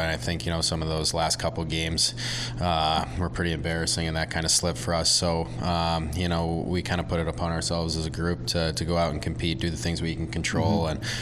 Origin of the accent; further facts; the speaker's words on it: St. Louis, Missouri, United States; growing up in St. Louis